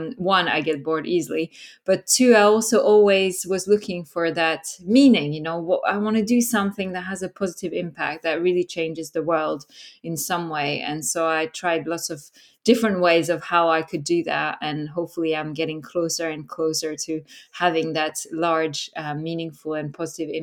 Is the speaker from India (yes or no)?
no; France; moved away as an adult; also born or lived in Norway; now in United Kingdom; I was born and raised in France. When I was 18, I left for the first time. I moved to Norway, and then after that, I lived and worked in 6 different countries